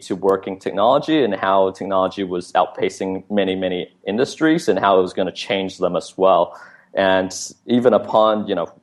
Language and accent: English; Vancouver, British Columbia, Canada; So I grew up in Vancouver